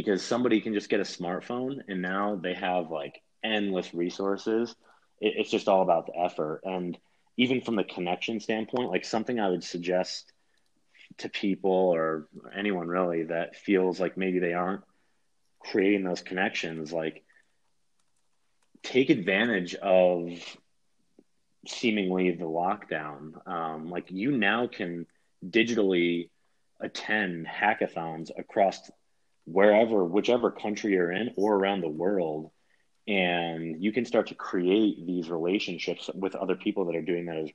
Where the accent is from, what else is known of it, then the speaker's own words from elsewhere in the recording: New York, United States; As a New Yorker